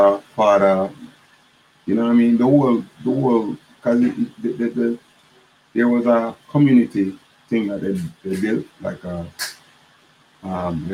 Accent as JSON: {"language": "English", "town": "Kingston", "country": "Jamaica", "said": "where I come from Waterhouse."}